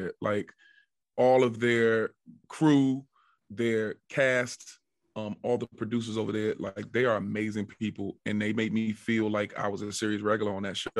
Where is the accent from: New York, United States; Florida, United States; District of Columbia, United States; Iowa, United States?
District of Columbia, United States; Washington; I'm from the Washington, D.C. metropolitan area.